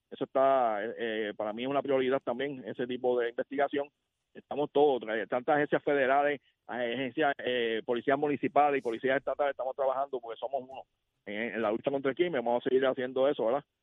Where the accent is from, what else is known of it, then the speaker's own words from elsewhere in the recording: Puerto Rico; Eso lo celebramos como puertorriqueños.